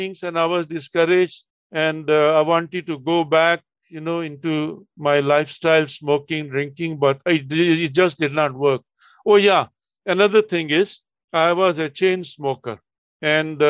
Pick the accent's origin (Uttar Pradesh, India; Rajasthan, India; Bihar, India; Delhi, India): Delhi, India; moved away as an adult; also born or lived in Chennai; Delhi, my hometown